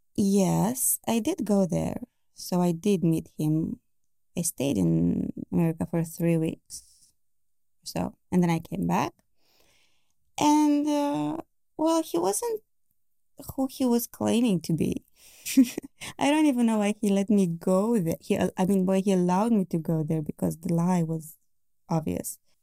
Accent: Bucharest, Romania; I am from Romania. Yeah, Bucharest.

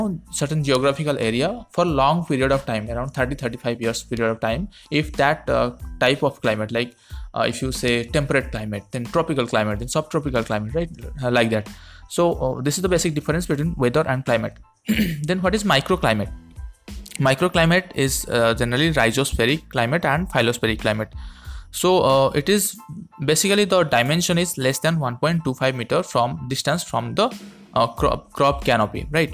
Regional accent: India; from India.

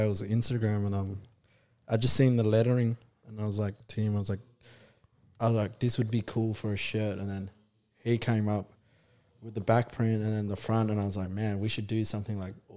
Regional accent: Midland, Western Australia, Australia; I grew up in Midland. I don't live there anymore.

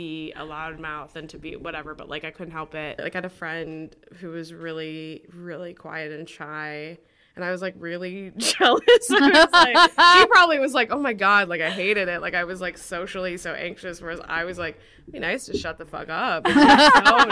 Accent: Wilmette, Illinois, United States; I grew up a little outside of Chicago in Wilmette, which is just like a suburb a little bit north of the city

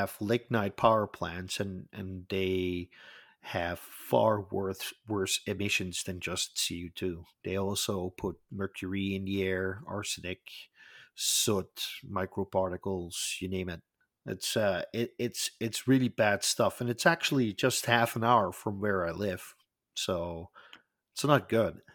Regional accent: Netherlands; I am from the Netherlands

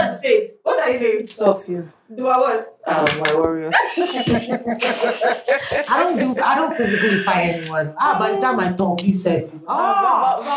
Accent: United States; I grew up in America

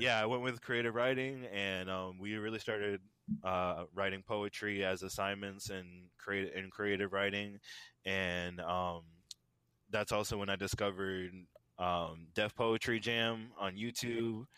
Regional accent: Tampa, Florida, United States; I am born and raised in Tampa, Florida

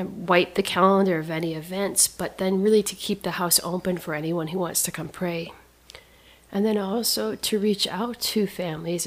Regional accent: Saskatchewan, Canada; moved away as an adult; also born or lived in New Hampshire; I grew up with missionary parents. I grew up on and around an Indian reservation in experienced life in the wild of Canada

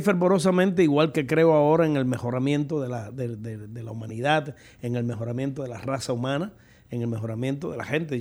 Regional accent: Cuba; moved away as an adult; now in United States; si a mis años me hubiese llegado el la condena de haber tenido que permanecer en mi país, pues yo no sé qué hubiese sido de mis hijas

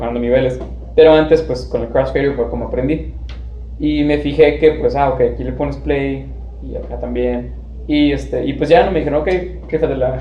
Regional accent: Tijuana, Baja California, Mexico; also born or lived in Chula Vista, California; nací en Chula Vista, California, y he vivido toda mi vida aquí en Tijuana

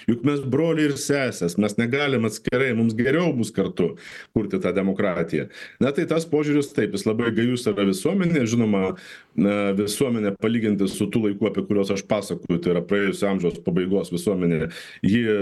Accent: Saint Petersburg, Russia; moved away as an adult; now in Vilnius, Lithuania; aš jau tada buvau pradėjęs gyventi E, Vilniuje, e, prieš tai aš ir gimiau ir gyvenau Sankt Peterburgė ir baigiau mokyklą.

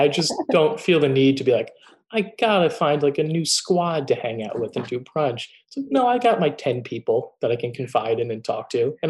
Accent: Long Island, New York, United States; now in New York City, United States; Well, I'm from Long Island.

